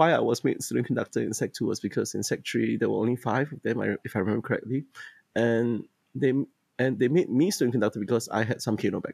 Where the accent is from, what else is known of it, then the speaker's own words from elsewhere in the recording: Singapore; I was from Maris Stella High School, which I'm one of the schools that I'm teaching now. And then I also went to Anderson Junior College